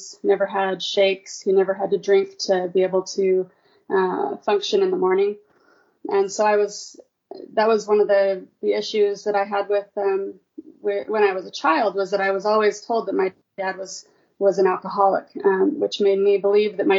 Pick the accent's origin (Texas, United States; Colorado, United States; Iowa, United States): Colorado, United States; moved away as an adult; also born or lived in California / Maryland; now in St. George, United States; I grew up in Colorado, graduated from Arapaho High School in Colorado